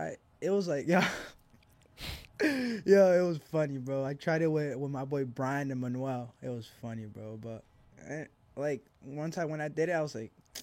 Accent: Argentina; And I'm from Argentina. My dad's Uruguayan, you know, so

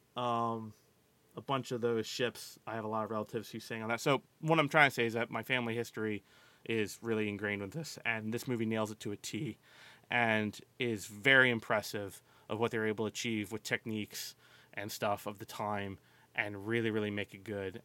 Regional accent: Maryland, United States; I grew up in Maryland, primarily on the bay, grew up, grew up on the water mainly

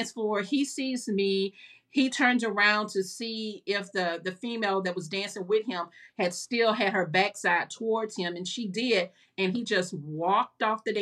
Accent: Houston, Texas, United States; moved away as an adult; also born or lived in Lake Charles; I was born and raised in Houston

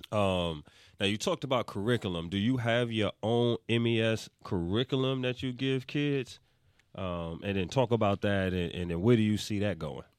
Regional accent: New York, United States; I'm from New York

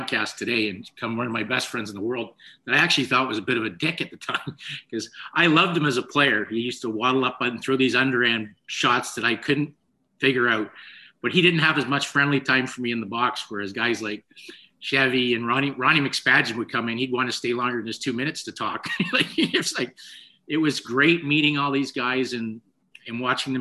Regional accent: Toronto, Ontario, Canada; growing up in Rexdale

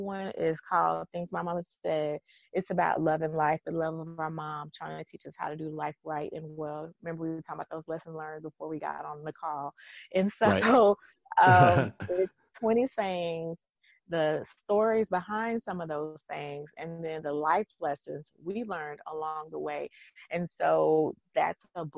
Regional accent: East Texas, United States; moved away as an adult; also born or lived in Virginia; I'm from East Texas

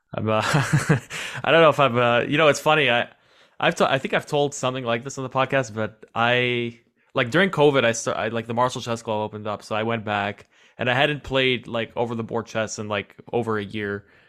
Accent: New York City, New York, United States; I'm, I'm from New York City

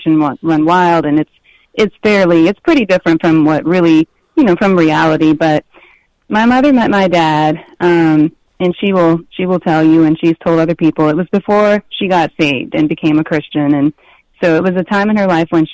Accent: New Orleans, Louisiana, United States; We lived uptown in an area called Uptown

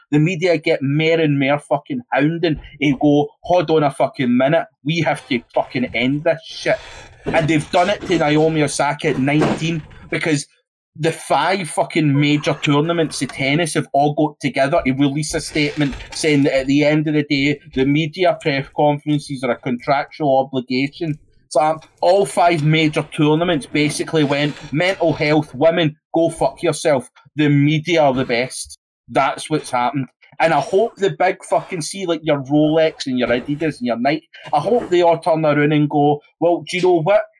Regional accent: Scotland, United Kingdom; I'm fucking Scottish.

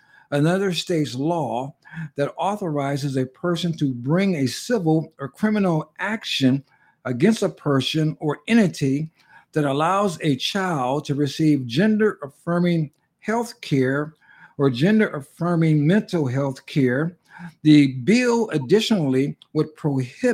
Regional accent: Pasadena, California, United States; moved away; I was raised in Pasadena, the city in which he's pastoring. I probably left, about 35 years ago

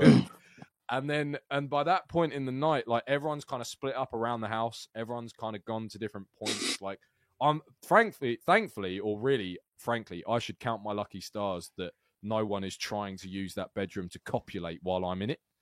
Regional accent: United Kingdom; unusually for a Brit

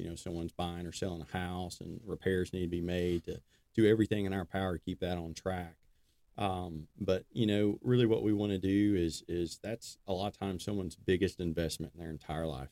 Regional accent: Decatur, Alabama, United States; I was born in Decatur, Alabama. Been uh, been here my whole life.

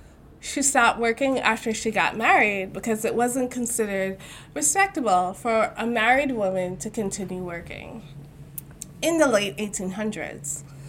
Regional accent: New York City, New York, United States; I grew up in Jamaica, Queens too.

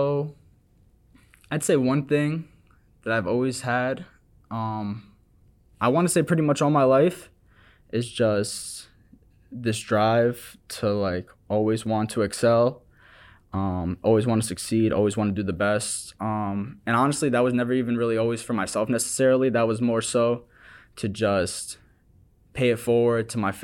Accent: Long Island, New York, United States; now in New York City, United States; Growing up in my hometown in Long Island

